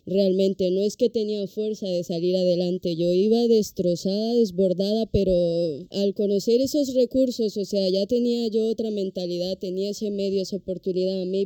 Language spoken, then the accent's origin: Spanish; Honduras; moved away as an adult; now in Spain; Yo soy de Honduras, soy extranjera